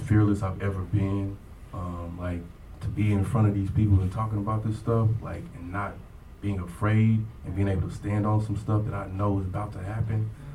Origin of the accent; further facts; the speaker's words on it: Longview, Texas, United States; now in Tulsa, United States; I'm from originally from Longview, Texas, which is uh, about two hours east of Dallas